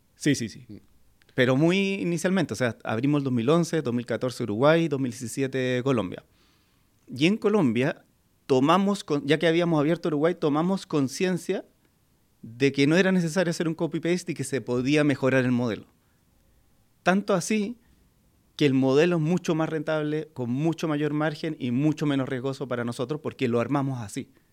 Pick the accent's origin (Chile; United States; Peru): Chile; como chilenos